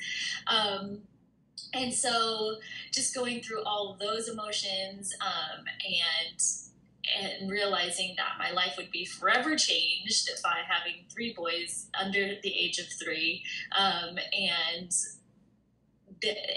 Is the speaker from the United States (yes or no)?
yes; Arizona, United States; I'm from Arizona